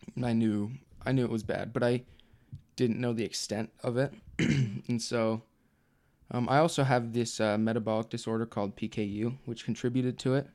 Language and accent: English; Provo, Utah, United States; I'm from Provo, Utah